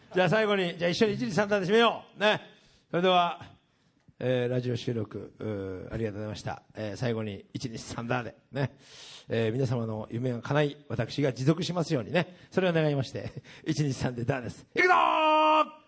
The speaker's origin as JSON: {"language": "Japanese", "country": "Japan", "tie": "born or raised there", "said": "うちの地元行ったらみんな2億3億の家建ってるわけですよ、うん、さつまいもでね"}